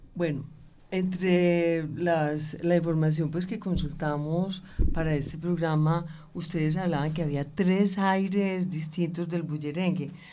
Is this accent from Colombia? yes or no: yes; Antioquia, Colombia; nosotros pues como tan paisas por aquí